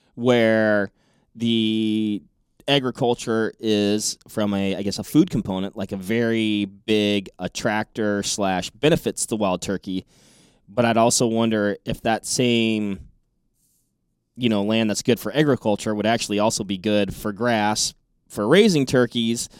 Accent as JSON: {"language": "English", "region": "Washington", "country": "United States", "tie": "born or raised there", "said": "I grew up in Washington State"}